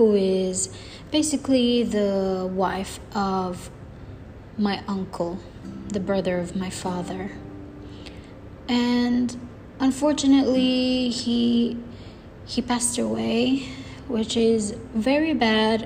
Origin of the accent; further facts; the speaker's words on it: Philippines; now in Dubai, United Arab Emirates; I am from the Philippines. I am 24 years old and I'm currently based here in the Middle East, specifically Dubai, United Arab Emirates.